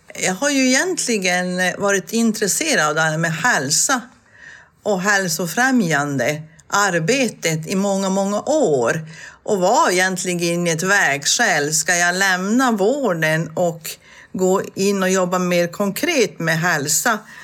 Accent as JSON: {"language": "Swedish", "area": "Tornedalen", "region": "Norrbotten County", "country": "Sweden", "tie": "born or raised there", "said": "det jag är uppvuxen med uppe i Tornedalen"}